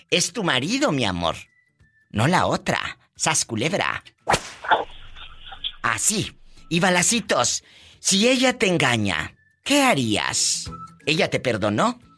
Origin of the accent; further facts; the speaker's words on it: San Felipe, Nayarit, Mexico; Soy de aquí de San Felipe, en el municipio